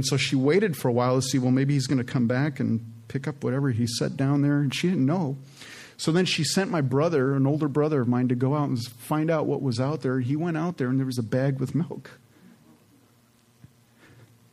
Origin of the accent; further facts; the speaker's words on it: Canada; moved away; I was born in Canada, and I'm the youngest of four children. And my dad was a house painter back there in Canada, and they had immigrated from Holland